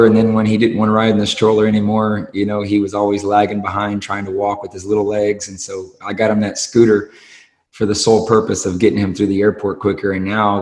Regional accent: Austin, Texas, United States; I am born and raised in Austin, Texas

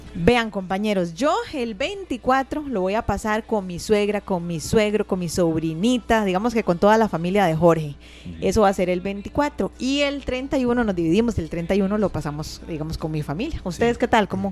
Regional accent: Costa Rica; como costarricenses

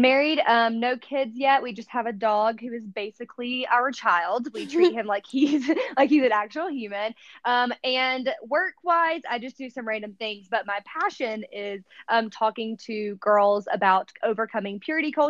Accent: the South, United States; moved away as an adult; when I was growing up in the South versus when I moved out here when I was 23 years old.

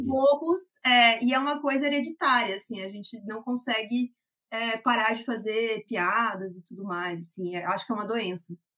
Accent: Jaraguá do Sul, Santa Catarina, Brazil; now in Curitiba, Brazil; na minha cidade natal, que é Jaraguá do Sul

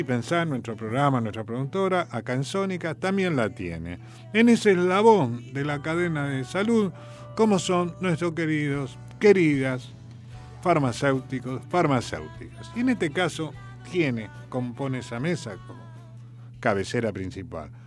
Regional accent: General San Martín, Buenos Aires Province, Argentina; yo no soy porteño, yo soy de Lamba, soy bonaerense. Nací en el partido vecino acá de General San Martín en un hospital público

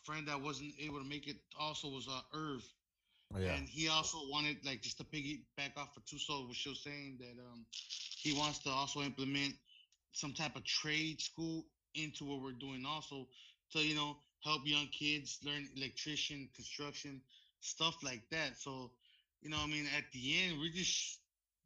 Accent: Gardena, California, United States; I was born and raised in Gardena.

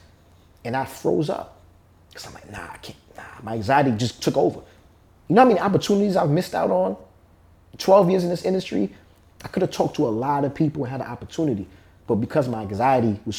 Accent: New York, United States; I'm from New York.

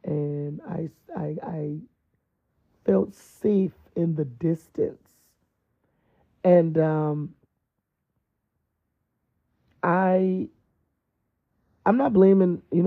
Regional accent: East Coast, United States; moved away; I was raised on the East Coast

